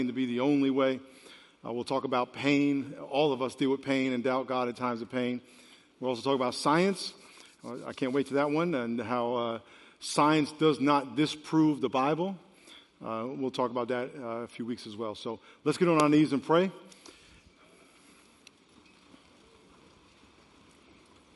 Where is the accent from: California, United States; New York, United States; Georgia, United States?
New York, United States; moved away; Back where I grew up in New York, when it was real cold, we used to say the hawk was out